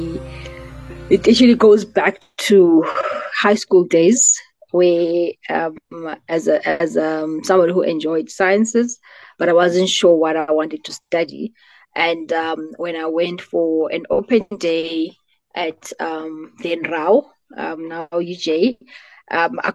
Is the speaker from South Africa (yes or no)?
yes; Butterworth, Eastern Cape, South Africa; moved away as an adult; also born or lived in Johannesburg / Pretoria; I grew up in the Eastern Cape, so Ilalini, in a small town called Butterworth.